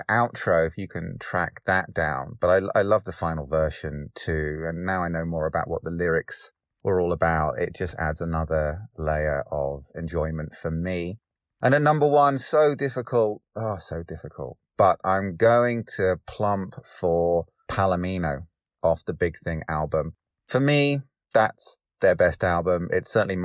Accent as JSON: {"language": "English", "area": "Derbyshire", "region": "East Midlands", "country": "United Kingdom", "said": "I am from Derbyshire in the United Kingdom"}